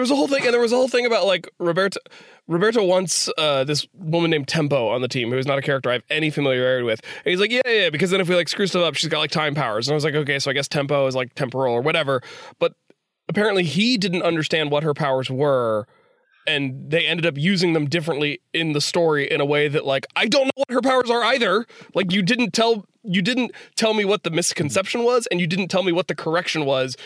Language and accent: English; West Virginia, United States; I'm from West Virginia.